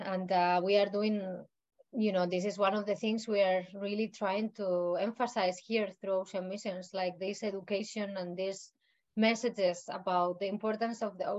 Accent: Canary Islands, Spain; I also tend to tell people that here that I come from the Canary Islands, and over there I could see how bad they were treating such paradise place as well, no?

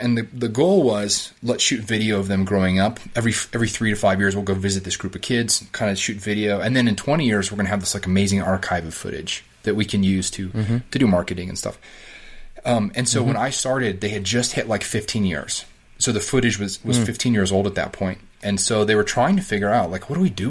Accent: Colorado Springs, Colorado, United States; moved away as an adult; also born or lived in Denver / Arizona / Virginia; I grew up in Colorado Springs

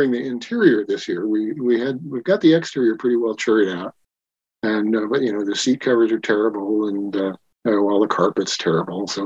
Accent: Wyoming, United States; now in Eugene, United States; grew up in Wyoming, and you know, I was kind of a redneck out there. And when we moved to Eugene, I just totally moved to the left and embraced the tie-dye hippie culture.

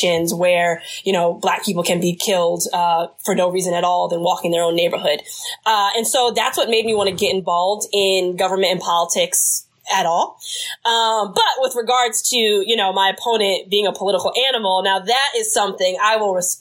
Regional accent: New Jersey, United States

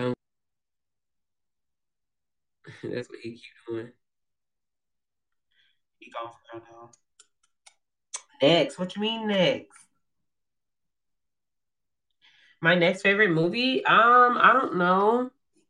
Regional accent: Georgia, United States; I'm from Georgia. Georgia, baby. Where you from? Georgia. I'm just kidding. It's Georgia. I'm a peach. I'm a peach.

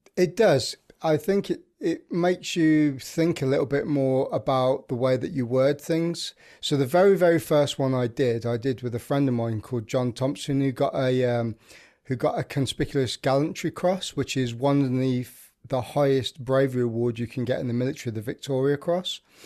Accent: Birmingham, West Midlands, United Kingdom; I'm from the Midlands, which is, um, central of England in Birmingham

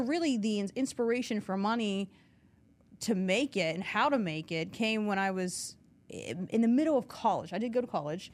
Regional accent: New Castle, Pennsylvania, United States; I'm from Newcastle originally

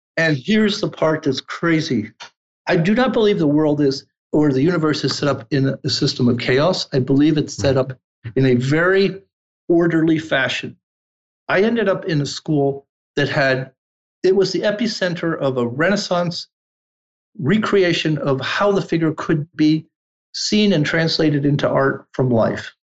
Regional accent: New York City, New York, United States; also born or lived in Milan, Italy / Turin, Italy; I was born in New York City, but at age three, returned to Italy

